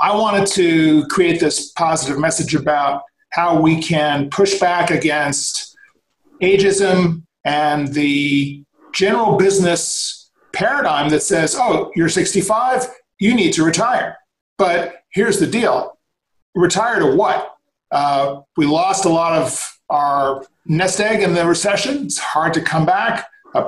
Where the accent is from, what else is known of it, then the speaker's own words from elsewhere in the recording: New York, United States; now in Los Angeles, United States; Born and raised in New York, had the movie bug early on, came out to figure out how that was going to work